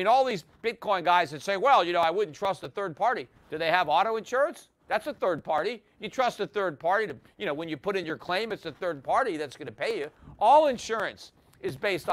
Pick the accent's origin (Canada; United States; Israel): United States; as an American